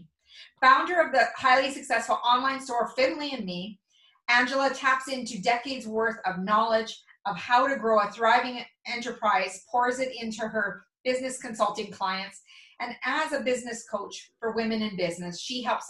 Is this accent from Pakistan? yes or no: no; Mundare, Alberta, Canada; my hometown of Mundare, Alberta